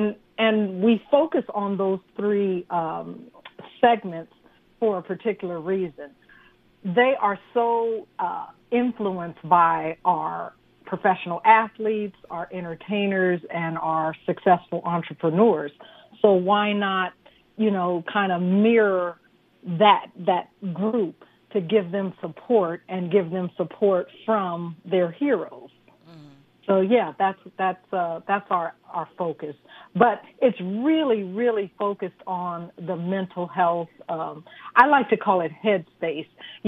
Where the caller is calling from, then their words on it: Simi Valley, California, United States; I'm calling from Simi Valley, California.